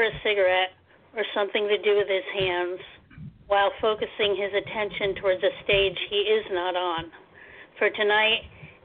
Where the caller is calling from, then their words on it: Poughkeepsie, New York, United States; I'm calling from Poughkeepsie, New York, which is upstate New York.